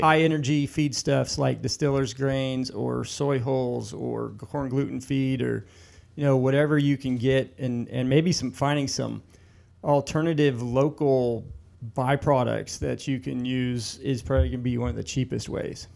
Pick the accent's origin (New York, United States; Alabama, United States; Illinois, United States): Illinois, United States; growing up in Illinois